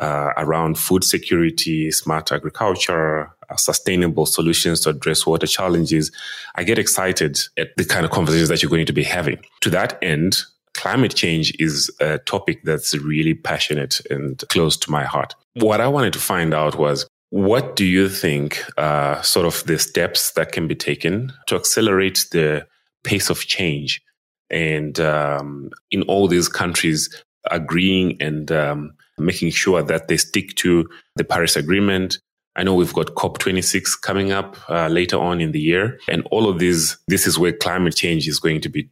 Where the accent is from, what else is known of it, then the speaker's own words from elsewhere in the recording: Malawi; now in South Africa; I'm originally from Malawi, even though I'm now based in South Africa